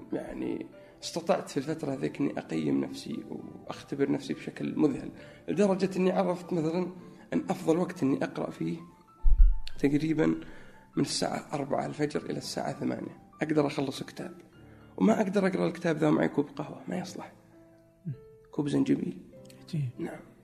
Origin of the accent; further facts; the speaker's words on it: Najran, Najran Province, Saudi Arabia; moved away as an adult; also born or lived in Egypt / New York / Chicago; now in Riyadh, Saudi Arabia; في نجران اكيد لانها موطني و يعني المكان اللي ترعرعت فيه منذ الطفوله.